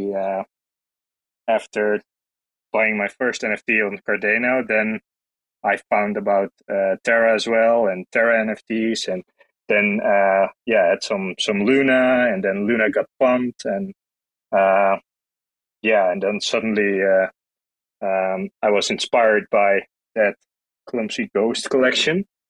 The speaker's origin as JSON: {"language": "English", "country": "Netherlands", "said": "I'm from the Netherlands. Also currently residing in the Netherlands."}